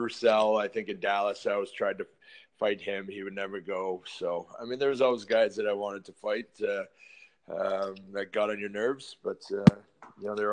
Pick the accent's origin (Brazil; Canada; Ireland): Canada; London, Ontario; I like being here in London